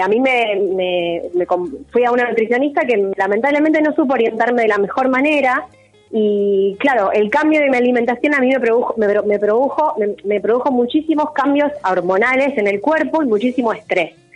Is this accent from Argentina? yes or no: yes; Argentina; Como sociedad, como argentinos